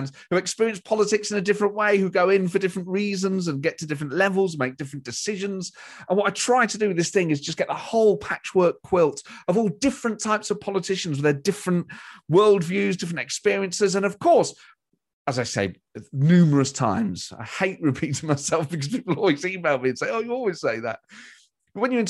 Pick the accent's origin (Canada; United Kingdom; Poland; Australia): United Kingdom; Nottingham, East Midlands; I'm from Nottingham, mate